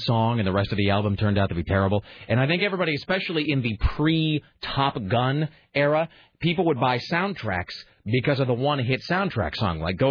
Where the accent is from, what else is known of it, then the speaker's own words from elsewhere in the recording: United States; I'm an American